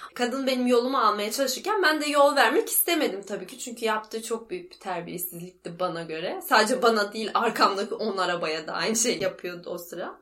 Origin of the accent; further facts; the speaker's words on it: İzmir, Turkey; moved away as an adult; benim memleketim ya. Ankara değil İzmir